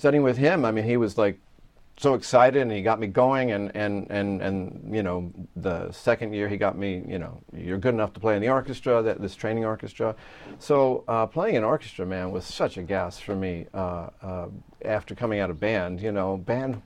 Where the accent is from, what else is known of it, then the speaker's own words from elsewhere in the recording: Long Island, New York, United States; where I grew up in Long Island, we still had, music programs in the school.